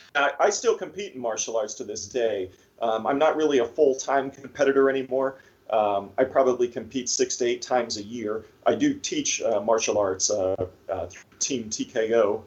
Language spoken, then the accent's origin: English; Erie, Pennsylvania, United States; I'm from Erie, so most of the time I shoot here